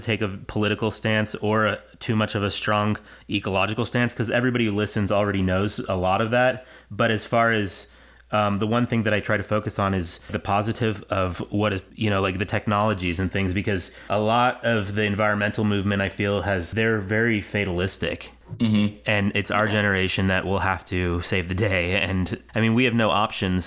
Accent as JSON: {"language": "English", "town": "Seattle", "region": "Washington", "country": "United States", "tie": "born or raised there", "moved": "yes", "said": "I grew up in Seattle"}